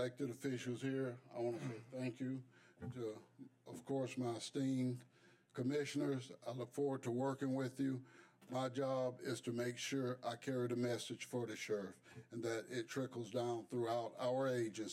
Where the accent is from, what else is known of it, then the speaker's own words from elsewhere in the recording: Pembroke, Georgia, United States; Coming from Pembroke, Georgia, you know, born and raised in Pembroke, Georgia